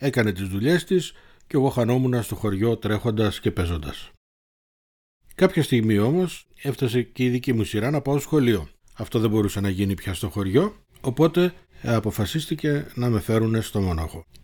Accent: Thessaloniki, Central Macedonia, Greece; born there; Γεννήθηκα στη Θεσσαλονίκη 54 χρόνια πριν.

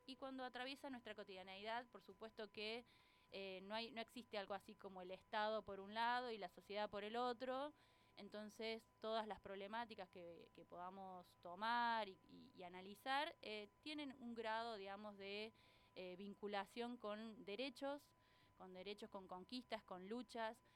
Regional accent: Córdoba, Argentina; moved away as an adult; now in Tandil, Argentina; no soy de por estos pagos, nací en Córdoba. Este, en Córdoba Capital

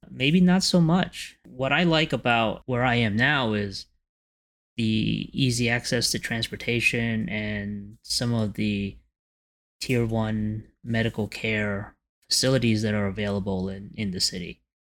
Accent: New York City, New York, United States; I used to have a sense of community when I grew up in Canarsie.

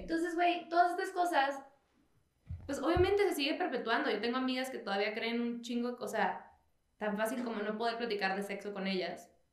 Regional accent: Mexicali, Baja California, Mexico; now in Mexico City, Mexico; yo cuando me salí de Mexicali

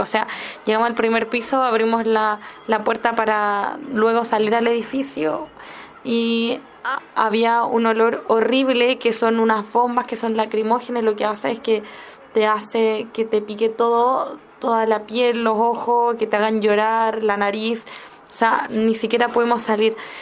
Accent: Chile; Como chilena

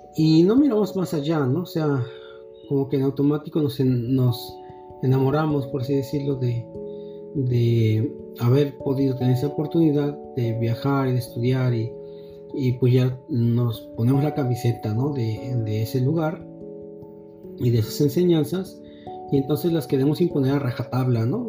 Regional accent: Mexico; formarnos como, como musulmanes mexicanos

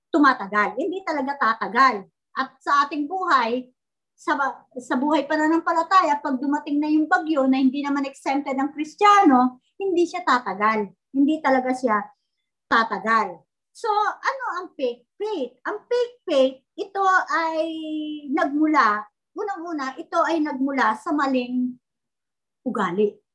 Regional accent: Philippines; bilang Pilipino, ako'y Pilipino

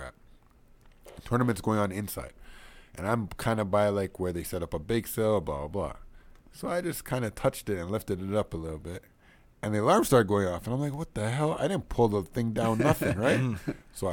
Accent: Canada; I'm from Canada

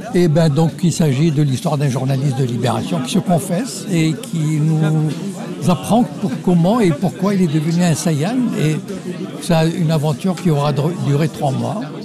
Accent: Morocco; je viens du Maroc

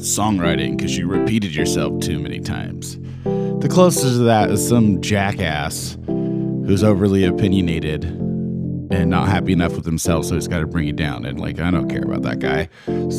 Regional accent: Oregon, United States; I'm from Oregon

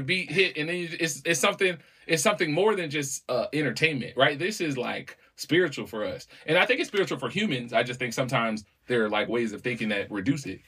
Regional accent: New Orleans, Louisiana, United States; when I was a little kid growing up in New Orleans

